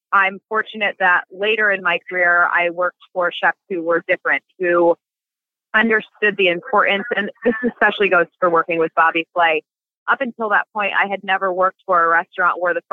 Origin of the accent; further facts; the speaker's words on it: Passaic, New Jersey, United States; I was born and raised in Passaic, New Jersey